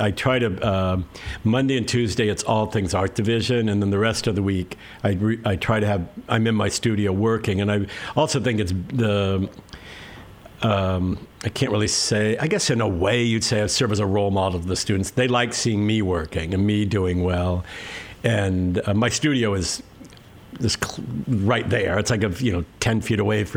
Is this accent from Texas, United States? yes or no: no; Santa Monica, California, United States; also born or lived in Ocean Park / Westchester, Los Angeles; I'm originally from right here. I grew up